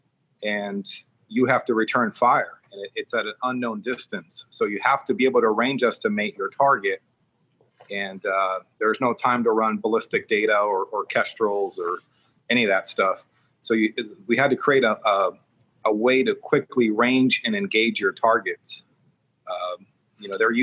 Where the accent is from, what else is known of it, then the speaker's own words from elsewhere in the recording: Long Beach, California, United States; also born or lived in Oceanside, California / Twentynine Palms, California; now in Las Vegas, United States; I grew up in the Long Beach area